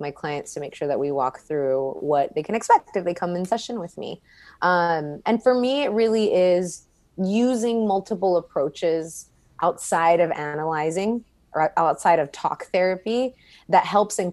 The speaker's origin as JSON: {"language": "English", "town": "Laredo", "region": "Texas", "country": "United States", "tie": "born or raised there", "also_born_or_lived": "San Antonio", "moved": "as an adult", "lives_now": "Austin, United States", "said": "I grew up in Laredo most of my life, or all of my life, actually, until I turned 18."}